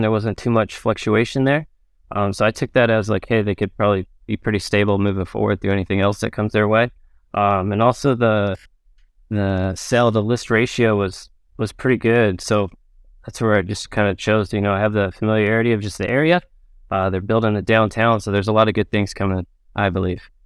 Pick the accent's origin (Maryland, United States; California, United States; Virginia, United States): California, United States; Orange County; also born or lived in Pensacola, Florida; I grew up in Orange County, California, Southern California